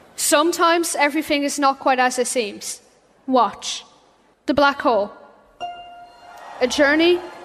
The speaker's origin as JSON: {"language": "English", "region": "County Meath", "country": "Ireland", "said": "I'm 13 years old and I come from County Meath, Ireland."}